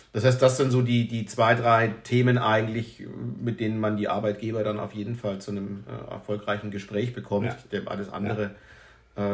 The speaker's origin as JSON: {"language": "German", "region": "Northern Germany", "country": "Germany", "moved": "yes", "lives_now": "Rhineland, Germany", "said": "Ich komme aus dem äh, hohen Norden, wohne inzwischen im Rheinland"}